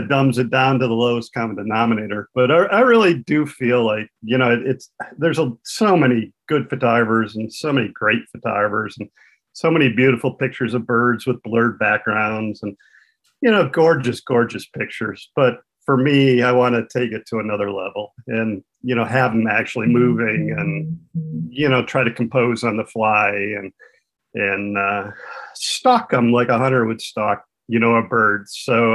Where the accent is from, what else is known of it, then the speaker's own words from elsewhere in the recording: Saginaw, Michigan, United States; also born or lived in Flint, Michigan / Pawleys Island, South Carolina; I worked at the Saginaw News in Michigan, which was my hometown